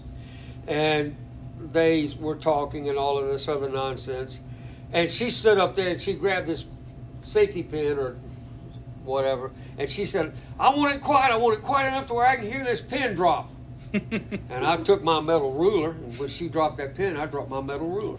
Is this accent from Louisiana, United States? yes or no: yes; New Orleans, Louisiana, United States; also born or lived in Bossier City, Louisiana; now in Watson, United States; I was raised in New Orleans